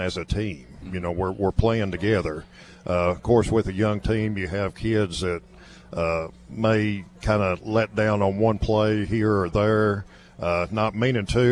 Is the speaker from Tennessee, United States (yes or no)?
yes; Livingston, Tennessee, United States; also born or lived in Macon County, Tennessee; I grew up in Olden County and Livingston